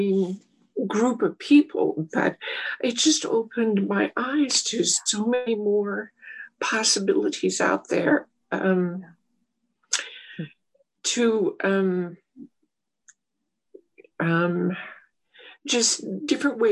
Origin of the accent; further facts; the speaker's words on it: western Colorado, United States; I had opened my own solo practice in my hometown doing strictly small animals